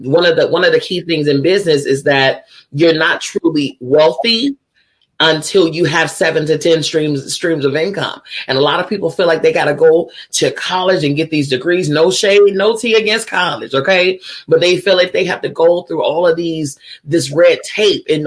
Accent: Chicago, Illinois, United States; I hail from Chicago, Illinois.

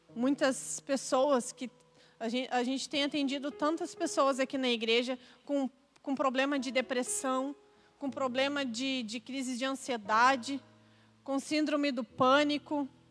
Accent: Porto Alegre, Rio Grande do Sul, Brazil; sobre o Rio Grande do Sul, o estado que eu nasci, sobre Porto Alegre, da onde eu nasci

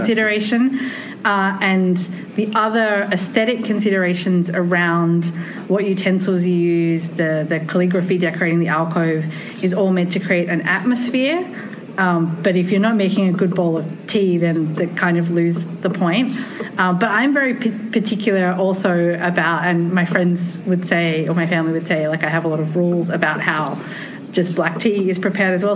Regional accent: Australia; also born or lived in Japan; My family's from New Zealand. I grew up in Australia

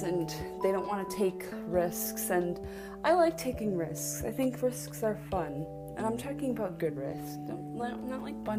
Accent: Buffalo, New York, United States; moved away; I'm from Buffalo

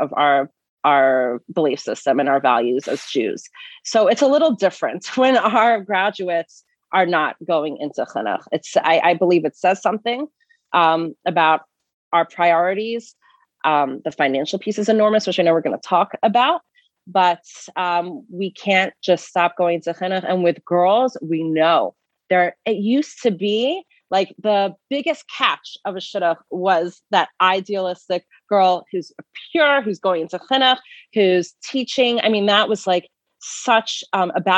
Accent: Atlanta, Georgia, United States; moved away; I grew up in Atlanta, Georgia

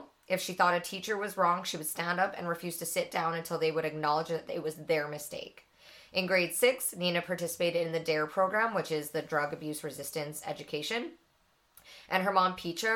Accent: Edmonton area, Alberta, Canada; Little shout out to my hometown

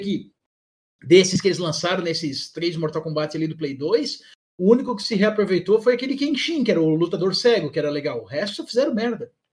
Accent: Blumenau, Santa Catarina, Brazil; eu sou aqui de Blumenau, né, Santa Catarina

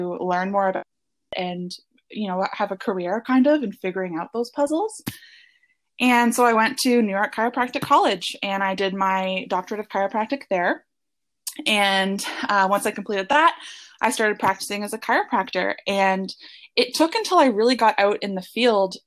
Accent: Hamilton, Ontario, Canada; also born or lived in Guelph, Ontario; I grew up in the Hamilton, Ontario area. And now I'm actually a chiropractor working back in the same area near where I grew up.

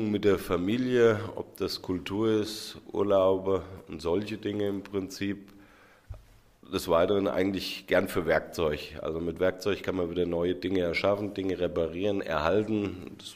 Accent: Hüttenberg, Hesse, Germany; Ja, Handkäse, ich komme doch aus Hüttenberg.

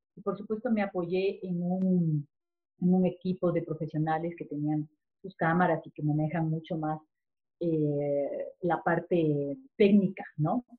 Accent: Ecuador; como ecuatorianos

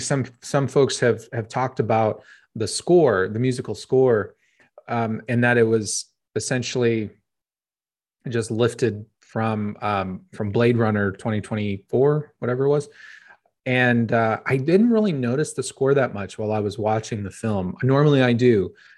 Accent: Phoenix, Arizona, United States; born and raised in Phoenix, Arizona

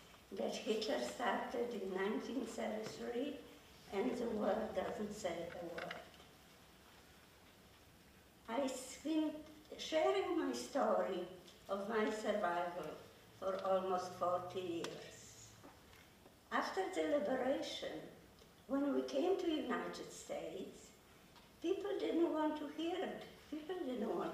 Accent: Krakow, Lesser Poland, Poland; moved away; I am from Poland. I lived in Krakow.

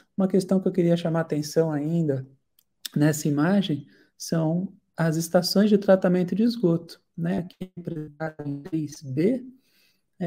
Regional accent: Santos, São Paulo, Brazil; Eu sou de Santos, litoral de São Paulo

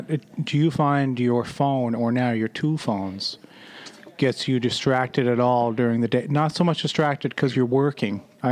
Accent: Sydney, Nova Scotia, Canada; far from Sydney, Nova Scotia, which is at the end of fucking Canada, basically.

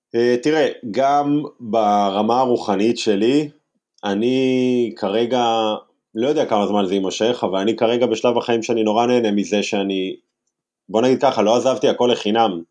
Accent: Herzliya, Tel Aviv District, Israel; אני ילד מהרצליה

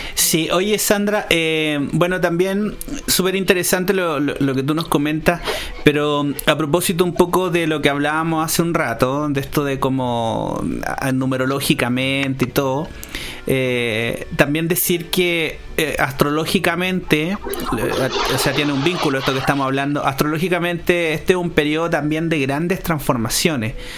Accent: Chile; los regímenes que vivimos en este país

